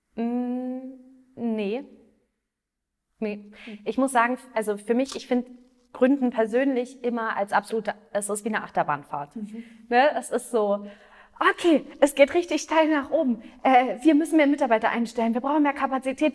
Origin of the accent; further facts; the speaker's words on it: Potsdam, Brandenburg, Germany; moved away as an adult; also born or lived in Berlin / Australia; now in Munich, Germany; Also ich bin in Potsdam geboren, und ähm, habe in Berlin Wirtschaftspsychologie studiert